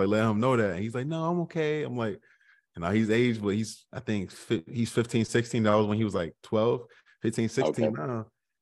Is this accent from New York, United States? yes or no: yes; North of New York, United States; I'm from the North of New York